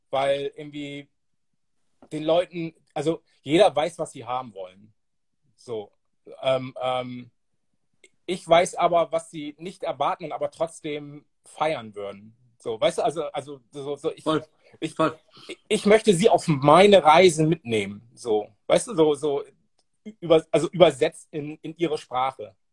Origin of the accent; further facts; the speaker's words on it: Bremerhaven, Bremen, Germany; der ein Soundsystem war mit einem Typen aus, aus meiner alten Heimatstadt Bremerhaven, Soul Force hießen die.